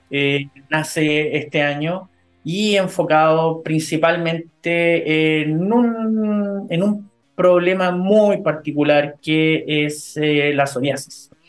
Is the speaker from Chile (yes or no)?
yes; Chile; como chilenos